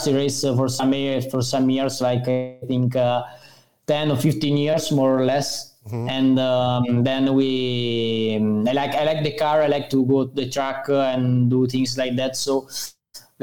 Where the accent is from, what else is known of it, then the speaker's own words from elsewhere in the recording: near Milan, Lombardy, Italy; English is a second language; I am more next to Milan Malpensa. Mm-hmm. So I am like 30 kilometers from the center of Milan. So in the north of Italy.